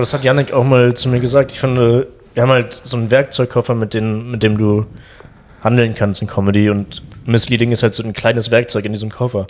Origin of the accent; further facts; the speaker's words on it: Cologne, North Rhine-Westphalia, Germany; als Kölner, weil ich den Karnevalsvibe halt kenne